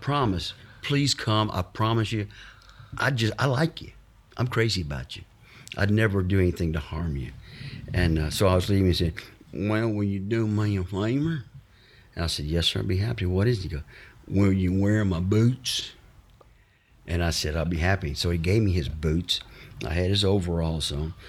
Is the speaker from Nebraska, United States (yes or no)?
no; Fayette, Mississippi, United States; moved away as an adult; also born or lived in Los Angeles; I was born and raised in Fayette, Mississippi, a little small town between, uh, Natchez and Vicksburg